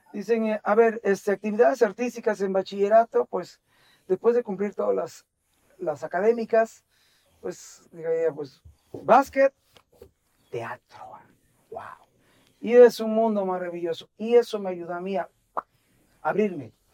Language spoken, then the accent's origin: Spanish; Veracruz, Mexico; nací en el puerto de Veracruz en 1960